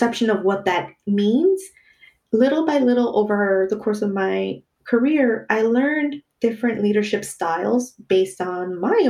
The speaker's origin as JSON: {"language": "English", "region": "New York", "country": "United States", "tie": "born or raised there", "moved": "as an adult", "lives_now": "Los Angeles, United States", "said": "Growing up in New York, I grew up with very diverse friends"}